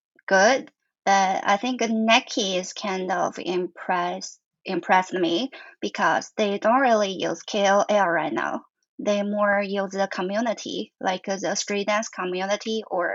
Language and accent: English; Gansu, China; now in Shanghai, China; I grew up in Gansu.